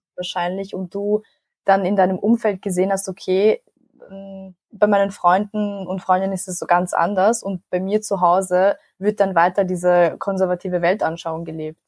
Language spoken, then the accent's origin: German; Vienna, Austria; ich bin in Wien geboren und aufgewachsen, aber meine Familie kommt aus Nordmazedonien